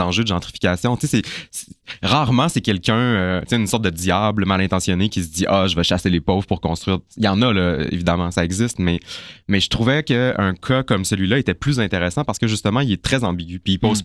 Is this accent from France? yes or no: no; Chicoutimi, Quebec, Canada; now in Montreal, Canada; j'ai grandi à Chicoutimi